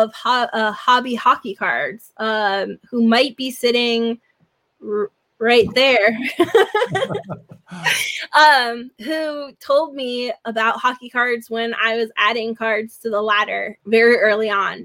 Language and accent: English; New Haven, Connecticut, United States; also born or lived in California; I grew up in New Haven